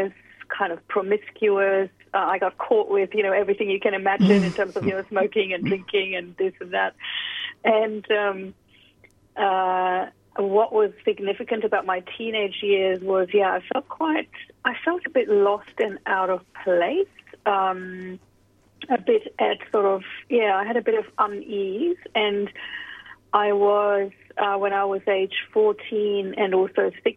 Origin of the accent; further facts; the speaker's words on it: Germany; moved away as an adult; also born or lived in United Kingdom / United States; now in Sydney, Australia; So I was born in Germany. I spent the first about 19 years in Germany and then moved over to the UK and various other countries before I came to Australia.